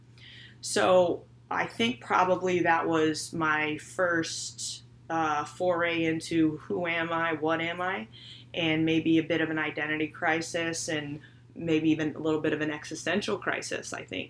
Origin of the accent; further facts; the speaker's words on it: St. Louis, Missouri, United States; I was born and raised in St. Louis